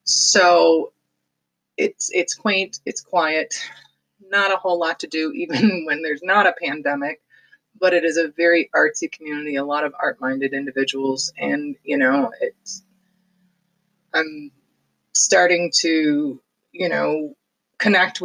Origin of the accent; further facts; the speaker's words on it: Detroit, Michigan, United States; moved away; also born or lived in Highland, Michigan / Farmington Hills, Michigan / Pinckney, Michigan; I do claim it as my hometown because I was born there. I was not raised there, but I went to school there, and I lived on the outskirts